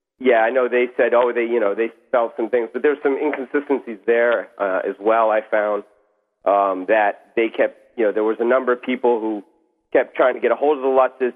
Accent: New York, United States; Long Island.

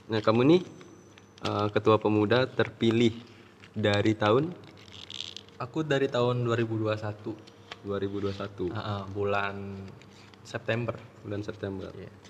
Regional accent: Ubud, Bali, Indonesia; Aku dari Ubud.

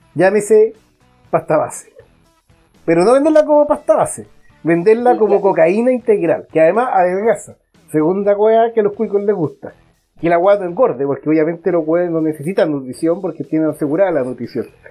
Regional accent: Santiago, Santiago Metropolitan Region, Chile; soy santiaguino, tengo que reconocer que, llevo casi toda mi vida acá

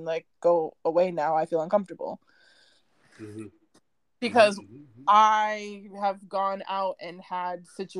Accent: United States; moved away as an adult; also born or lived in Vancouver; So for me growing up, I grew up in the States

